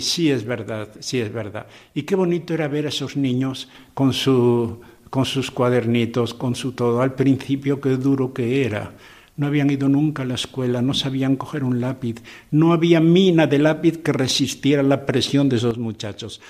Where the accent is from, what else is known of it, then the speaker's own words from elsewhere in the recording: Corella, Navarre, Spain; moved away as an adult; also born or lived in Valencia / Portugal / Esmeraldas, Ecuador; En Corella, mi pueblo natal